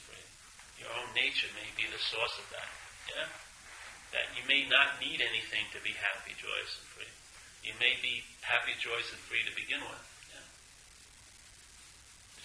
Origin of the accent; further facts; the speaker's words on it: New York, United States; I'm from New York